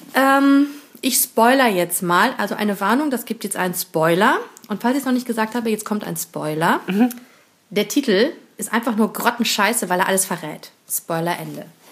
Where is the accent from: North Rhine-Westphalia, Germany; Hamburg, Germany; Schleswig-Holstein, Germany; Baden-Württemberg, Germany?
North Rhine-Westphalia, Germany; near Bonn; in der Nähe von Bonn, haha, wo ich herkomme, gebürtig